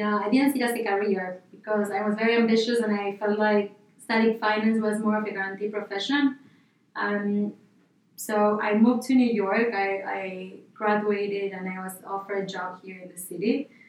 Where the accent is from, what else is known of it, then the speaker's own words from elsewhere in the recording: Buenos Aires, Argentina; born there; So I was born in Buenos Aires, Argentina.